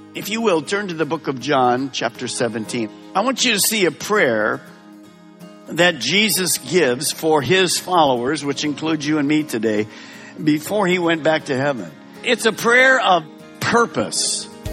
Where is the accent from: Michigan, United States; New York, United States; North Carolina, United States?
Michigan, United States; Detroit; also born or lived in Merritt Island, Florida; now in West Melbourne, United States; Linda and I were raised in the Detroit area